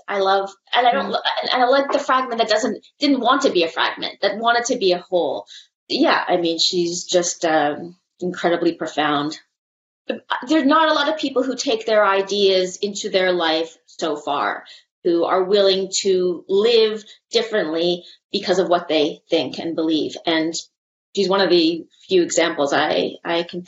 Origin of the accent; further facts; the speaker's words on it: Canada; I see myself as a Canadian person.